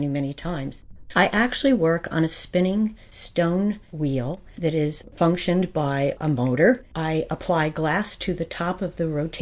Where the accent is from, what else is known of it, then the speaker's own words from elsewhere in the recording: White Mills, Pennsylvania, United States; I grew up in White Mills